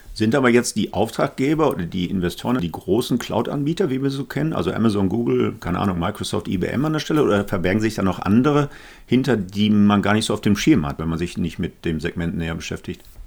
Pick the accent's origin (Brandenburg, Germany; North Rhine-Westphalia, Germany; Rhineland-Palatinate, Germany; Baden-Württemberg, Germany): North Rhine-Westphalia, Germany; Essen; in meiner Heimatstadt Essen